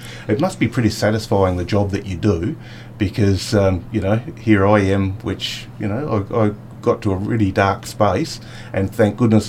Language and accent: English; Mount Gambier, South Australia, Australia; I was born here in Mount Gambier, and I travelled around with work to different cities through the states, South Australia, Victoria, New South Wales, but always got drawn back to Mount Gambier because it's beautiful, green, lush sort of area